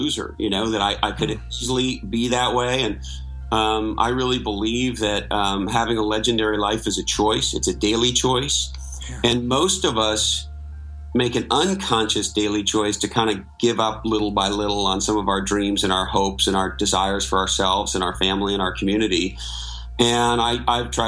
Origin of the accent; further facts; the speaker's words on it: Montreal, Quebec, Canada; moved away as an adult; also born or lived in Toronto / Silicon Valley; I grew up in Montreal, Canada